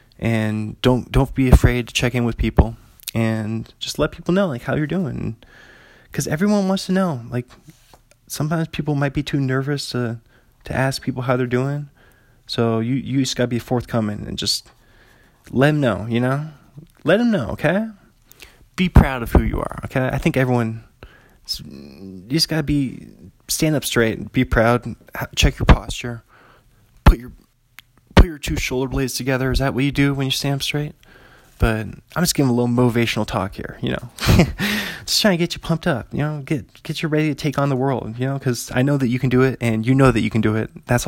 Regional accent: Pullman, Washington, United States; So I'm an author from Pullman, Washington.

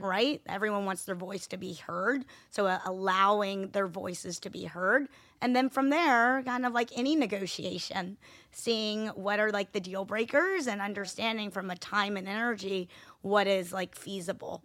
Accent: Atlanta, Georgia, United States; I was born and raised in Atlanta, Georgia

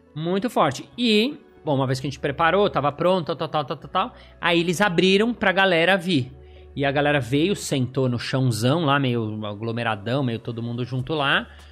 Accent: Brazil; eu sou do Brasil

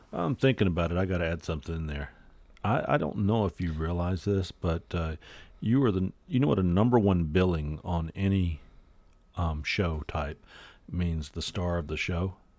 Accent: North Carolina, United States; I'm from North Carolina

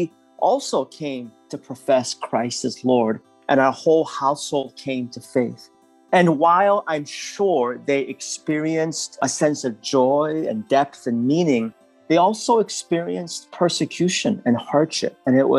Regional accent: San Francisco, California, United States; born or raised there; English is a second language; also born or lived in Seoul, South Korea

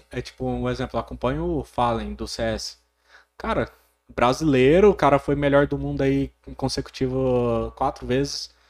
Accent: Porangatu, Goiás, Brazil; also born or lived in Goiânia / Gurupi; como eu amo essa cidade, tanto é que eu vim embora de Goiânia, eu, eu fui para Gurupi, vim embora para Porangatu, falei não, minha cidade é aqui

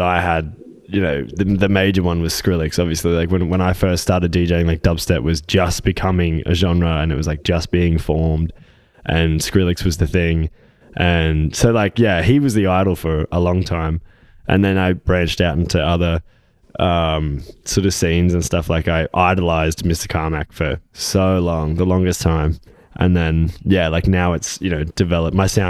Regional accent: Gold Coast, Queensland, Australia; I grew up like very close to here, Eleanora, Palm Beach

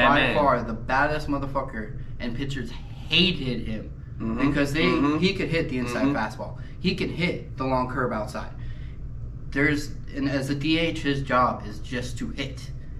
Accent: East Coast, United States; I'm from the East Coast

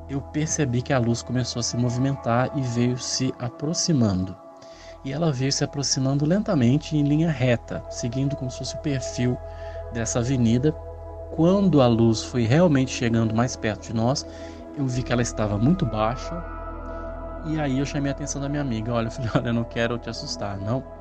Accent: Minas Gerais, Brazil; eu sou de Minas Gerais é, e depois de ouvir uma série de relatos aqui no canal

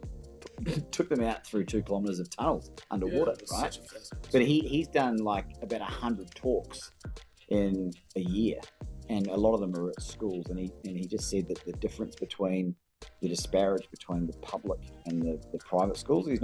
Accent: New Zealand; now in Melbourne, Australia; I've got an Australian passport, but I was born in New Zealand

